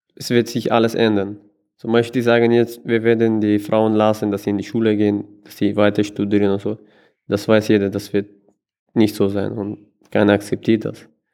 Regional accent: Kabul, Afghanistan; German is a second language; now in Vienna, Austria; Ich komme selber aus Afghanistan, ursprünglich aus Kabul

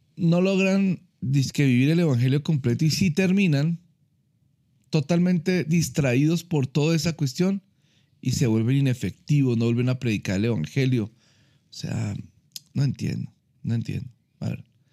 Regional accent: Colombia; yo puedo seguir siendo colombiano, puedo seguir, me puede seguir gustando el ajiaco

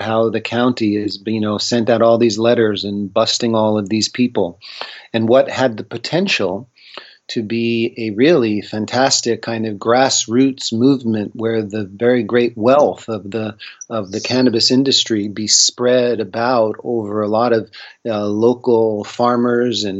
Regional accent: Northeast, United States; I grew up in the Northeast.

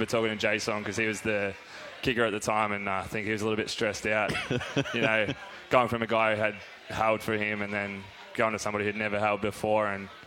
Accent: Australia; born or raised there; moved away as an adult; now in Fort Worth, United States

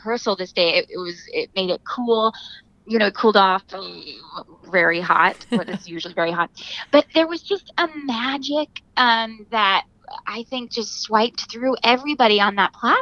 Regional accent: near St. Louis, Missouri, United States; now in New York, United States; Rolla is 30 minutes from my hometown, one direction, and then St. Louis is an hour the other

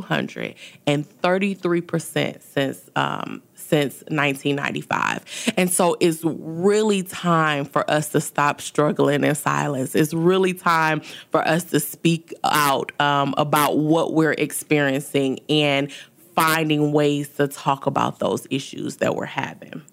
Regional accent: Detroit, Michigan, United States; moved away as an adult; also born or lived in New Orleans / Baton Rouge; now in Houston, United States; I was born and raised in Detroit, Michigan.

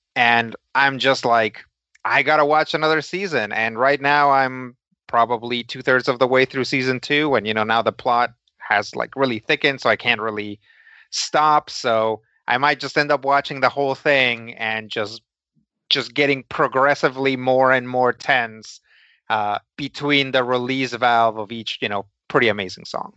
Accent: Los Angeles, California, United States; growing up in Los Angeles

